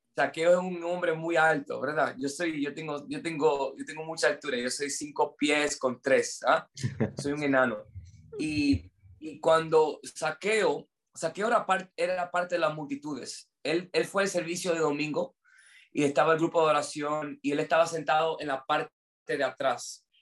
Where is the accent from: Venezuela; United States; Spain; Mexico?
United States; Spanish is a second language; moved away; yo soy gringo, entonces mi español es un poquito malo.